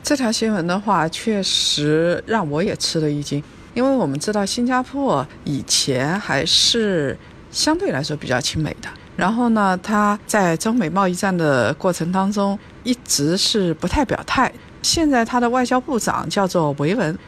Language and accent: Chinese; China